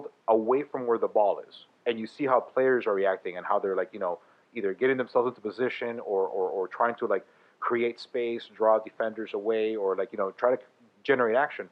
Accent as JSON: {"language": "English", "country": "Venezuela", "said": "I'm from Venezuela"}